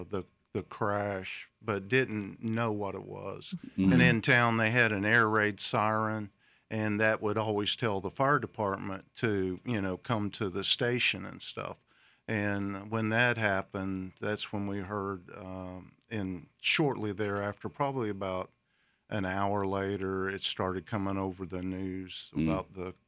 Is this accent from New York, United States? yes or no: no; West Virginia, United States; where I grew up in West Virginia